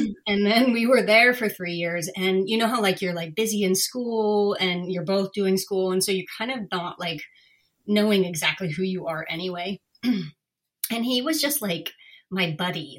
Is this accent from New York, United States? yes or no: no; Northern California, United States; also born or lived in Berkeley, California; I grew up in Northern California